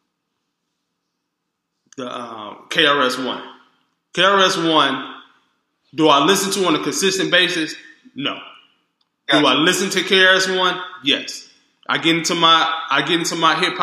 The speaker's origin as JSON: {"language": "English", "town": "Detroit", "region": "Michigan", "country": "United States", "moved": "yes", "lives_now": "Los Angeles, United States", "said": "I am from Detroit."}